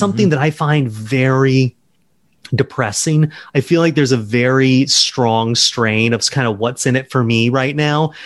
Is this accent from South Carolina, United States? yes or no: yes; Charleston, South Carolina, United States; I grew up in South Carolina